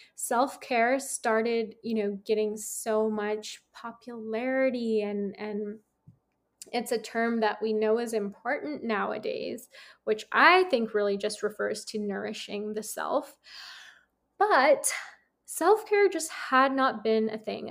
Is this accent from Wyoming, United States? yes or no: no; San Francisco, California, United States; moved away; I'm from San Francisco